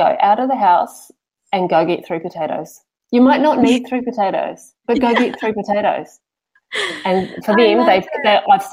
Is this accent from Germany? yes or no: no; Papamoa, Bay of Plenty, New Zealand; now in Tauranga, New Zealand; we're from Papamoa originally, and so we've only just moved into central Tauranga.